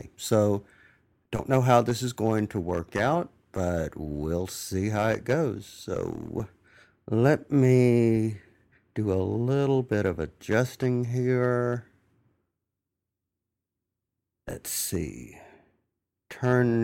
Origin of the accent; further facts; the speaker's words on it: Mississippi, United States; accent: southern drawl; I'm from Mississippi